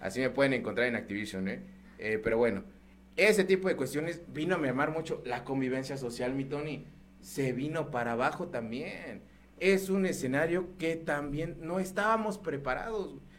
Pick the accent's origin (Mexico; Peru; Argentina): Mexico